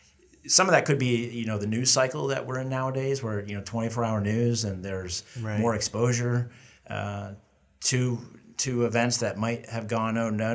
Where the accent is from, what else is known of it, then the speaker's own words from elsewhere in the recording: the Berkshires, Western Massachusetts, United States; also born or lived in Vermont / Minnesota / North Carolina; I grew up in Western Mass. I grew up in the Berkshires.